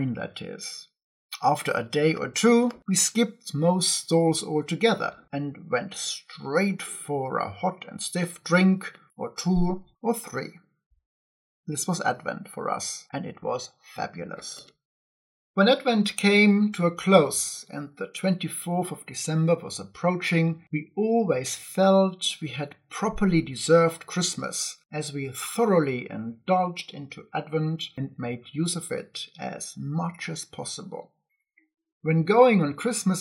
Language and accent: English; Ingolstadt, Bavaria, Germany; moved away; my hometown Ingolstadt